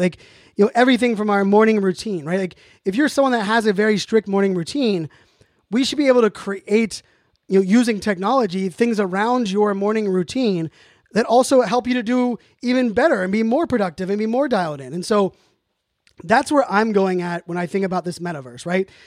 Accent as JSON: {"language": "English", "town": "Pittsburgh", "region": "Pennsylvania", "country": "United States", "tie": "born or raised there", "also_born_or_lived": "Virginia Beach", "moved": "yes", "said": "When I grew up in Pittsburgh"}